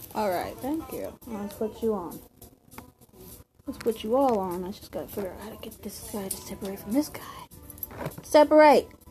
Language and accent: English; United States